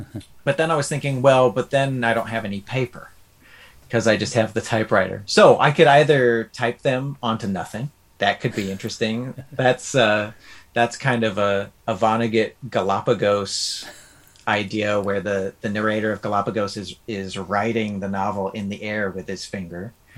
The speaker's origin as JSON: {"language": "English", "region": "Midwest", "country": "United States", "tie": "born or raised there", "said": "You know, growing up in the Midwest, it's interesting seeing those old Victorian mansions and stuff."}